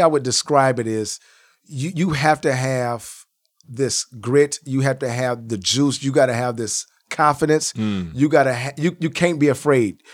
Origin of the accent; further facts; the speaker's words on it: Iowa, United States; I'm from Iowa.